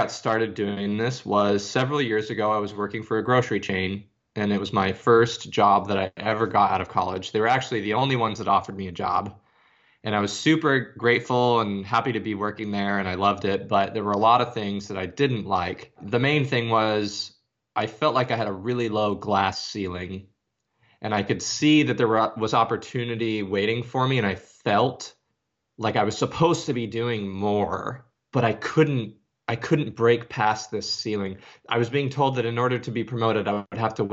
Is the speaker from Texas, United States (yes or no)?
no; Arizona, United States; now in Nashville, United States; Uh, I'm from Arizona and I live in Nashville, Tennessee now. I'm 33.